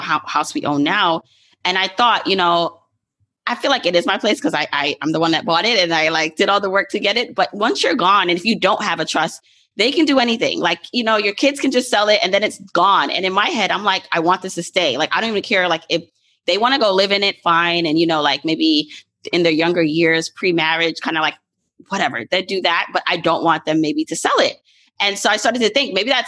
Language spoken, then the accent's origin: English; New York City, New York, United States; growing up in Brooklyn